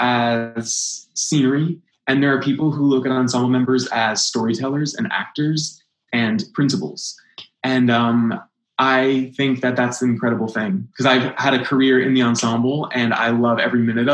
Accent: Manchester, New Hampshire, United States; moved away; I grew up in Manchester, New Hampshire, like I said, and I was lucky to have a great regional theater at home

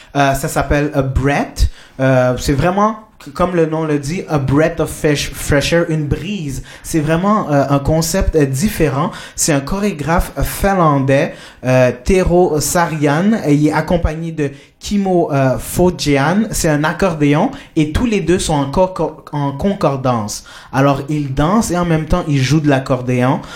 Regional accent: Colombia; moved away; je viens de la Colombie

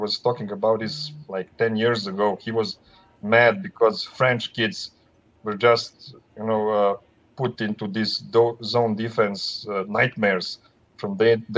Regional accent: Herzegovina, Bosnia & Herzegovina; I'm actually from Herzegovina

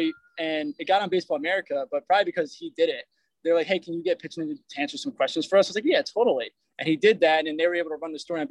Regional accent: Poughkeepsie, New York, United States; where I grew up in Poughkeepsie, New York

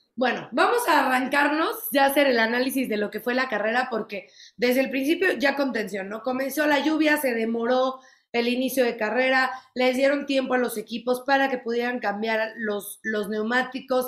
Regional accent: Mexico; como mexicana me llena de orgullo

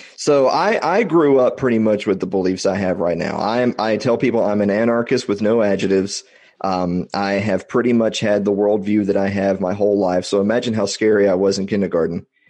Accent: Columbia, Tennessee, United States; also born or lived in Nashville; I'm, I'm originally from Tennessee, originally from Columbia, which is the mule capital of the world

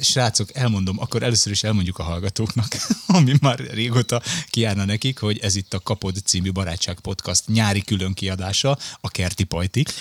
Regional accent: Budapest, Hungary; Én Budafokon nőttem fel

